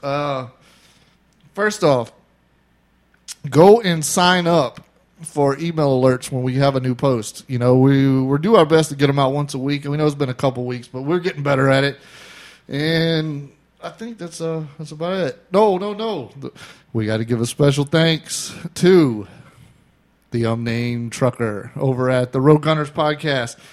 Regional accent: Florida, United States; we're from Florida

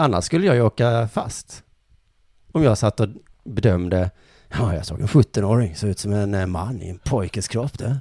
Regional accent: Skåne, Sweden; vi skåningar

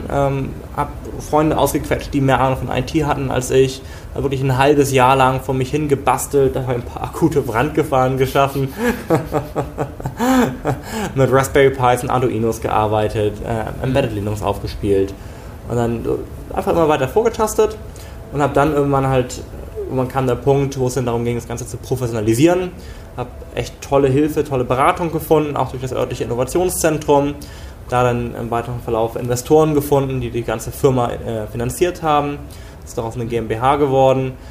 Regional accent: Glückstadt, Schleswig-Holstein, Germany; Wie gesagt … Ich komme aus dem beschaulichen Glückstadt an der Elbe. Also wirklich aus dem ländlichen Bereich, aus einer typisch deutschen Familie.

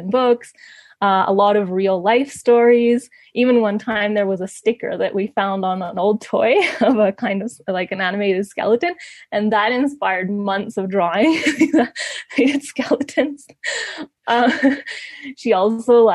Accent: Ecuador; also born or lived in Canada; I mostly grew up here in Ecuador, but my whole family's in Canada.

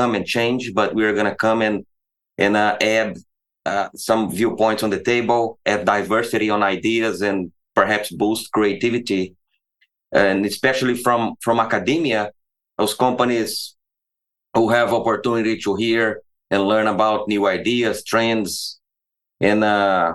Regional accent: the Midwest, Central-West, Brazil; moved away as an adult; also born or lived in Belo Horizonte; now in Iowa, United States; I grew up in Brazil, in the Midwest from Brazil. In Brazil, I lived in different cities, but that's where I am from.

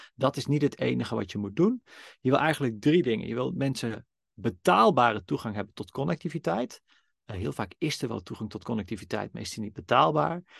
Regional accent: Netherlands; ik ben een witte, blanke man, geboren in Nederland, in een liefdevol gezin

